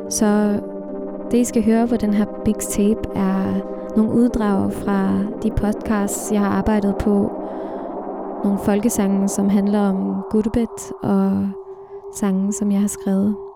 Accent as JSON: {"language": "Danish", "area": "Samsø", "region": "Central Denmark Region", "country": "Denmark", "tie": "born or raised there", "moved": "yes", "said": "Bornholmeruret i mit barndomshjem på Samsø har tækket lige så længe jeg kan huske. Det her mine forældre bor. Når jeg snakker med min familie her i Danmark, skifter sproget tit. Vi snakker dansk, og så pludselig kommer der et tyrkisk"}